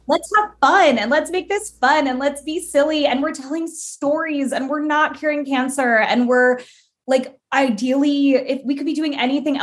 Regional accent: United States; I'm Cuban American

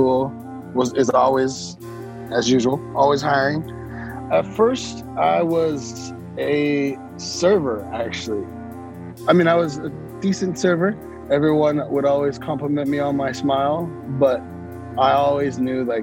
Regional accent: San Francisco, California, United States; I grew up in San Francisco, so I was born and raised there

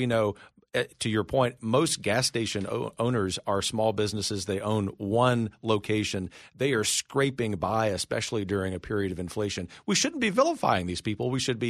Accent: Gulf Coast, United States; And growing up on the Gulf Coast, you think about what happened in Louisiana with Governor Blanco at that point.

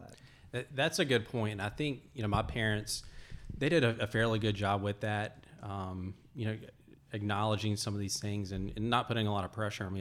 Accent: Alabama, United States; moved away; I'm originally from Alabama

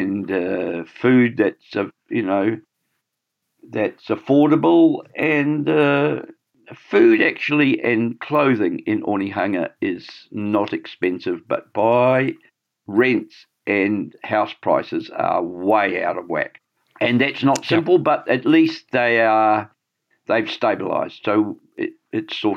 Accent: Scotland, United Kingdom; now in Auckland, New Zealand; I'm a Scot

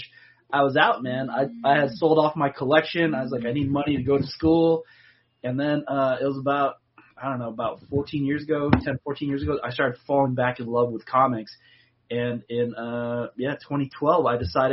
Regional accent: Seattle, Washington, United States; moved away; also born or lived in Los Angeles; I was born and raised in Seattle and also spent most of my life in L.A.

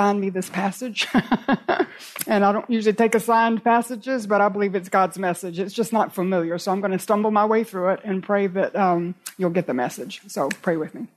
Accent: Raleigh, North Carolina, United States; I was in Raleigh, in my hometown

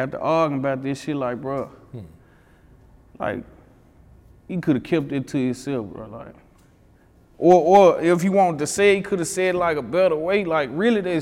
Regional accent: Memphis, Tennessee, United States; I grew up in Whitehaven, but my mama, like, she all over. Mm-hmm. My mama was South Memphis, Raleigh, like, she was everywhere

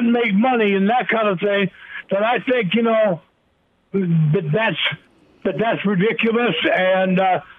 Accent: Sioux City, Iowa, United States; moved away; I'm originally from Sioux City

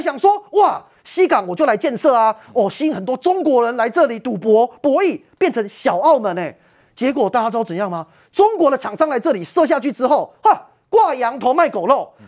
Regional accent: Taiwan; 我们台湾人

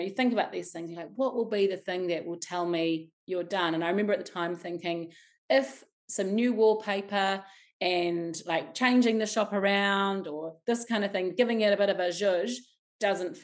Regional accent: Wellington, New Zealand; I was born in Wellington in Arrow Valley. You know, I swam in the bucket fountain as a child

